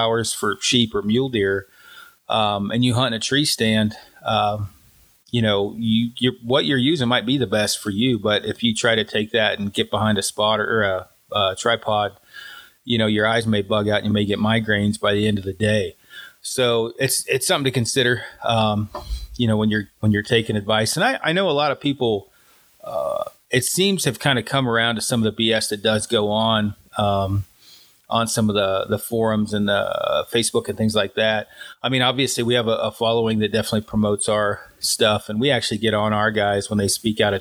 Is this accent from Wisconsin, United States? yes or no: no; Colorado, United States; I'm from Colorado